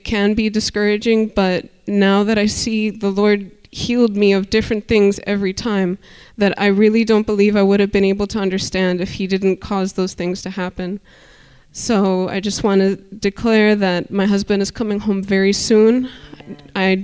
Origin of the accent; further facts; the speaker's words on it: Miami, Florida, United States; I'm from Miami